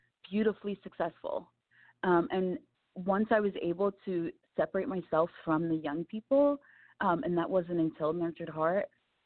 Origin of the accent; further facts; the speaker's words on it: Camden, New Jersey, United States; I came from Camden, New Jersey, and I was born and raised surrounded by so much chaos and angst